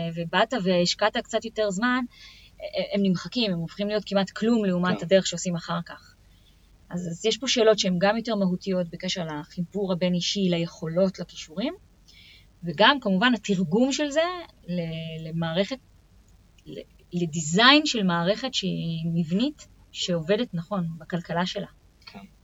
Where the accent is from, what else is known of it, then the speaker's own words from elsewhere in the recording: Israel; מוטבע בתרבות שלנו כישראלים